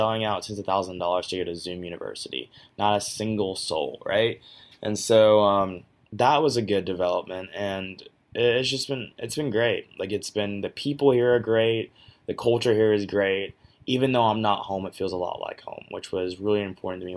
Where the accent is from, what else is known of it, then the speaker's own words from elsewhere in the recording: Georgia, United States; My home state of Georgia